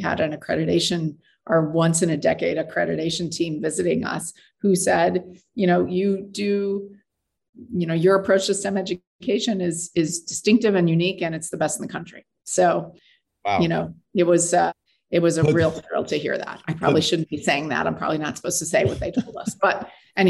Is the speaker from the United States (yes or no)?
yes; Tempe, Arizona, United States; moved away; I grew up in Arizona on the campus of Arizona State University